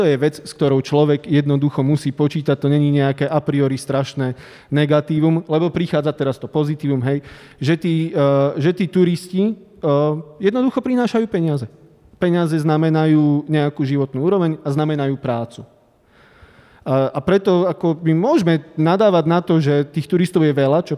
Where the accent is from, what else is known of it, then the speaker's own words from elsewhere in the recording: Prešov Region, Slovakia; now in Bratislava, Slovakia; Trvalé bydlisko mám v Tatrách, áno.